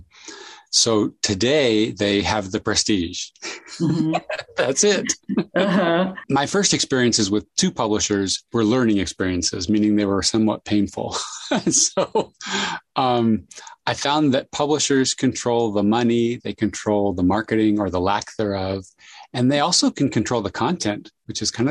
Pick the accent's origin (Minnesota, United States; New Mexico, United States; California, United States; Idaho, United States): California, United States; San Jose; I grew up in San Jose, California.